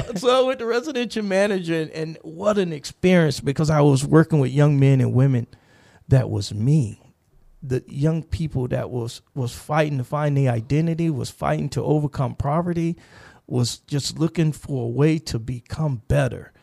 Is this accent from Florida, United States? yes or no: yes; Gainesville, Florida, United States; moved away; also born or lived in Kansas; I'm, I'm from Gainesville, Florida originally